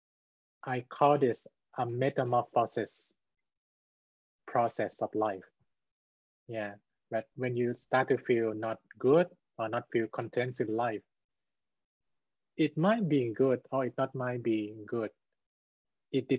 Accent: Thailand; I'm from Thailand.

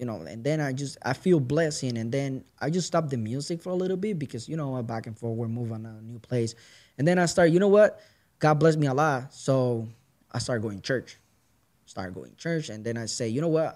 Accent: Puerto Rico; moved away as an adult; now in Kent, United States; I'm from straight from Puerto Rico. Uh, like I'm moving here in 2014

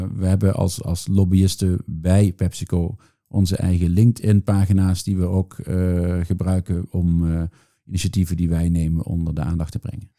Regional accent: Netherlands; now in Brussels, Belgium; ik ben Nederlander, maar ik loop hier rond voor een Amerikaans bedrijf.

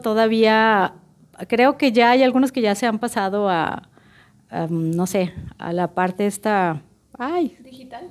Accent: Culiacán, Sinaloa, Mexico; now in Guadalajara, Mexico; Yo soy de Culiacán, Sinaloa, soy culichi

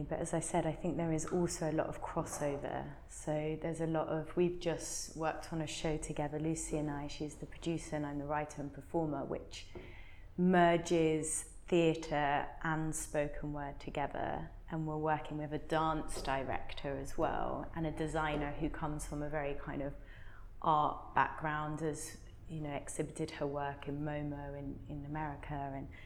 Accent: Margate, South East England, United Kingdom; now in Bristol, United Kingdom; I was born in Kent, in Margate

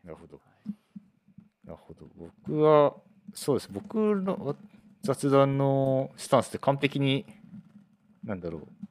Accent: Toyohashi, Aichi, Japan; now in Fukuoka, Japan; 私のまあ豊橋の、うん、まあ、豊橋技科大がある豊橋の出身なんで、まあ、実家もそこ

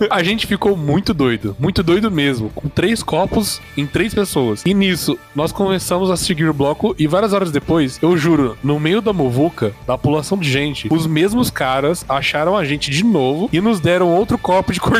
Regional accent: Votuporanga, São Paulo, Brazil; tenho 23 anos. Porra, faz tempo, hein? e sou da cidade de Votuporanga.

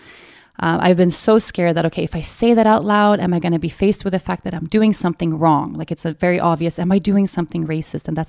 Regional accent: Stockholm, Stockholm County, Sweden; born and raised in Sweden

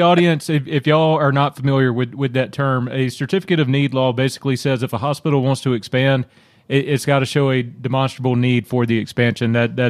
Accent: the South, United States; Now, I will say, growing up in the South at the time period in which I did, I'm thankful

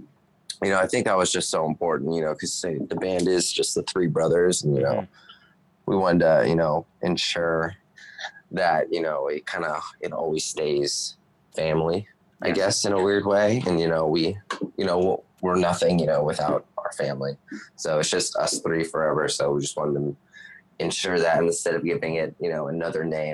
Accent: Las Vegas, Nevada, United States; also born or lived in Toronto; So I grew up in Vegas pretty much my whole life

